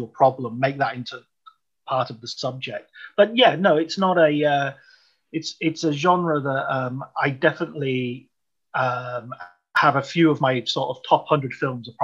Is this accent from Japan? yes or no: no; United Kingdom; I'm British and I grew up during the royal wedding and all that period.